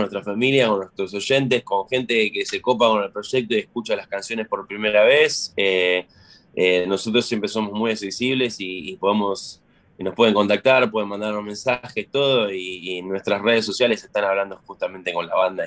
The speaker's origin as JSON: {"language": "Spanish", "town": "Florencio Varela", "region": "Buenos Aires Province", "country": "Argentina", "moved": "yes", "said": "de Florencio Varela, de la provincia de la localidad de Buenos Aires, la localidad de Florencio Varela, de la provincia"}